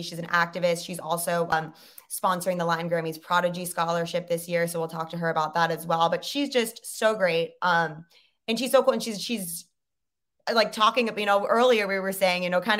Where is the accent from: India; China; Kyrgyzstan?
China; cause I grew up in China.